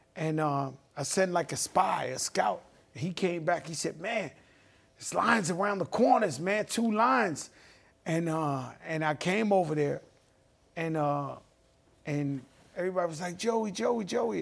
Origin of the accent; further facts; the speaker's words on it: New York City, New York, United States; When I grew up in the Bronx in the seventies